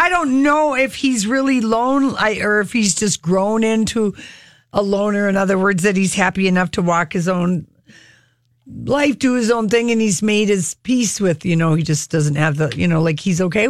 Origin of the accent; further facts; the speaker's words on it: the South, United States; but I'm from the South. I love a good old-fashioned drugstore strip lash.